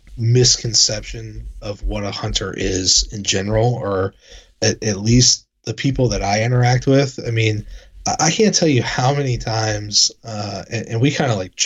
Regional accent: Northern Virginia, United States; I was born and raised in Northern Virginia

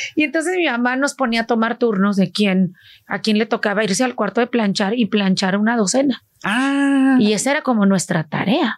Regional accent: State of Mexico, Mexico; moved away as an adult; now in California, United States; yo ahí estuve hasta los seis años. Tengo muy vagos recuerdos de Mexicali eh, y luego a los seis años nos vamos a la Ciudad de México más bien al Estado de México

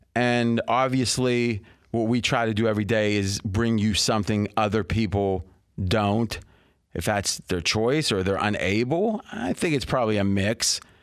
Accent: Ohio, United States; we grew up in Ohio

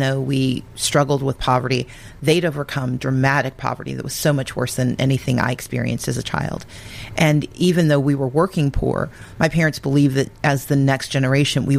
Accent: Gulfport, Mississippi, United States; moved away; I'm originally from Mississippi. I grew up in Gulfport.

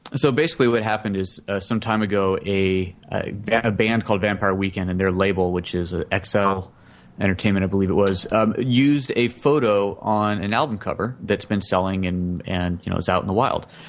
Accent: United States; just as an American

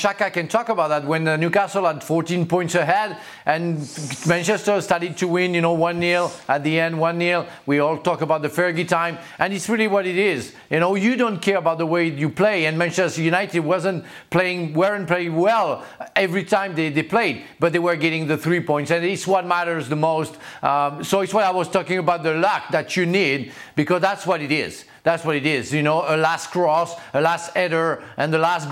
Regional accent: France; moved away as an adult; also born or lived in England; I come from France

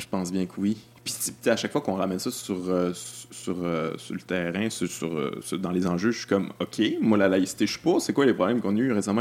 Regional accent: Quebec City, Quebec, Canada; je viens de Québec

